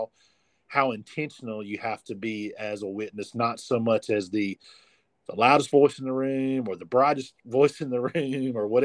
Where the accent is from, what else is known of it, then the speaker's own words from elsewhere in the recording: Abbeville, United States; I wanted to be in my hometown, my original hometown, to minister